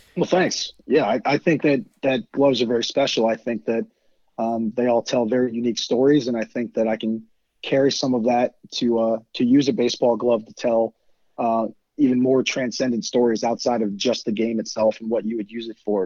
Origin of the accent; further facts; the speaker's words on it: Virginia, United States; I'm from Virginia